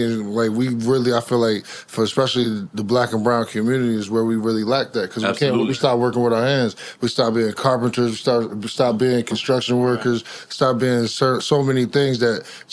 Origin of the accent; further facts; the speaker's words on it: New Jersey, United States; Being from Jersey, my pops was a Knicks fan